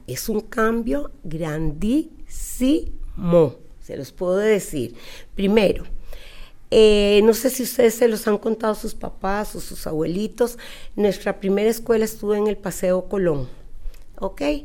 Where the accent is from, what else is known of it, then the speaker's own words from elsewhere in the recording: Costa Rica; accent: costarricense; Yo soy costarricense y nacida aquí en Costa Rica